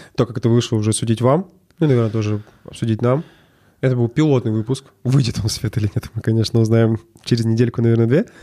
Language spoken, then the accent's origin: Russian; Verkhnyaya Salda, Sverdlovsk Oblast, Russia; now in Yekaterinburg, Russia; Мы оба из Верхней Салды.